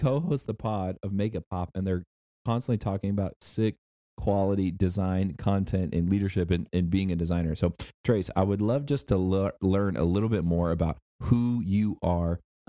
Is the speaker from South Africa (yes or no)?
no; Texas, United States; I grew up in Texas as well.